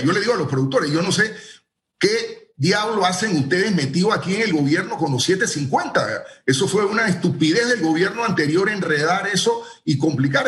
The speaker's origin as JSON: {"language": "Spanish", "country": "Panama", "said": "los trabajos que podemos hacer como panameños"}